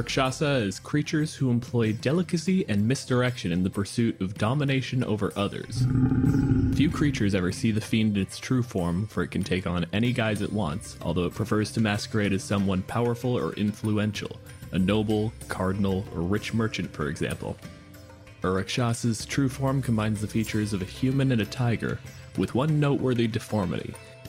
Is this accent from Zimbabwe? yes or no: no; Canada